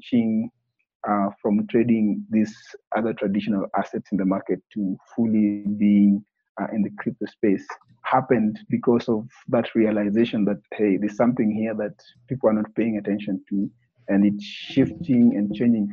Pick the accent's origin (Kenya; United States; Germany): Kenya; born and raised in Kenya